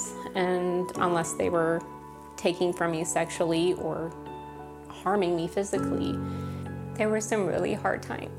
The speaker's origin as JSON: {"language": "English", "town": "St. Petersburg", "region": "Florida", "country": "United States", "also_born_or_lived": "Tampa, Florida", "said": "I'm from St. Petersburg, Florida, but I was trafficked mostly out of Tampa, Florida"}